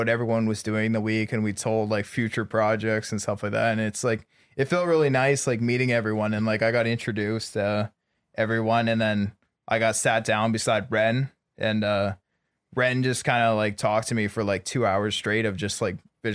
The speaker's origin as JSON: {"language": "English", "country": "Canada", "moved": "yes", "said": "I'm from Canada"}